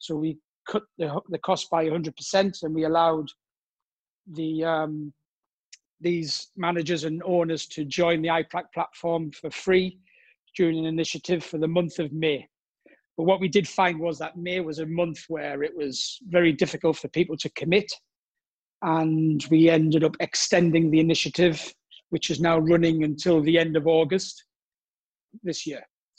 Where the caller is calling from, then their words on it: Cannes, Provence-Alpes-Côte d'Azur, France; Today I'm in Cannes, south of France.